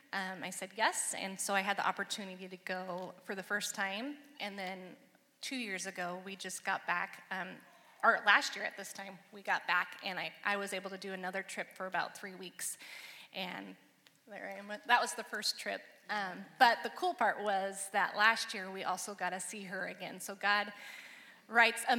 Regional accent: Salem, Oregon, United States; also born or lived in Seattle, Washington; I grew up in Salem and then moved to Seattle for a while to do college

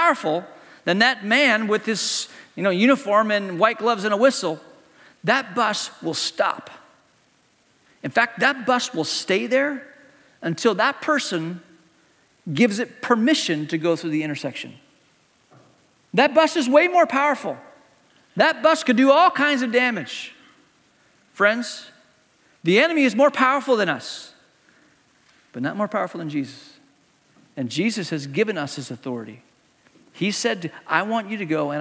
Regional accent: Hong Kong; moved away; Growing up in Hong Kong, when I was a kid in Hong Kong

